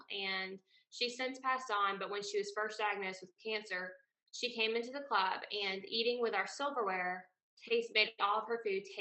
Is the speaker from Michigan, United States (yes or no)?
no; South Carolina, United States; moved away as an adult; now in Charlotte, United States; so I'm from South Carolina.